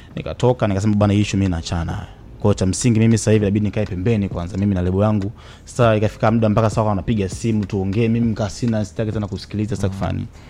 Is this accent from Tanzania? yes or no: yes; Tanzania; mimi ni Mtanzania